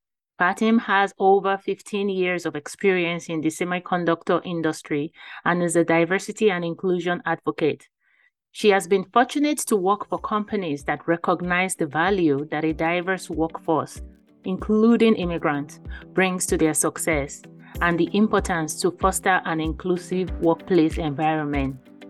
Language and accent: English; Nigeria; now in United States; I am also from Nigeria, West Africa